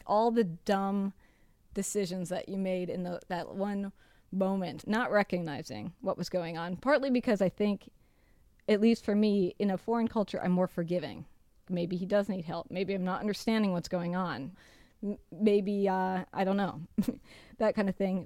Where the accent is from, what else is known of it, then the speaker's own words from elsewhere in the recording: United States; moved away; I'm from the United States